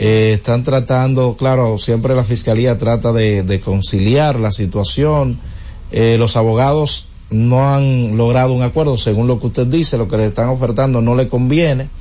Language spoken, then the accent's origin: Spanish; Villa Altagracia, San Cristóbal, Dominican Republic; moved away; mi tierra, Villa Altagracia